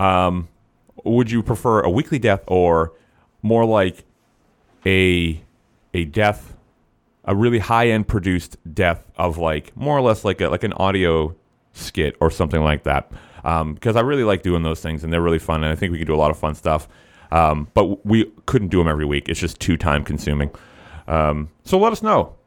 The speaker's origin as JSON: {"language": "English", "region": "Massachusetts", "country": "United States", "said": "we're both from Massachusetts"}